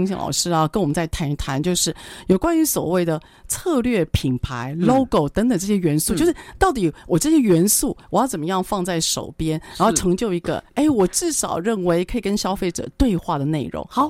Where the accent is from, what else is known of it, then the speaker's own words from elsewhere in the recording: Taiwan; 现在我觉得做品牌是我们台湾人的大事啊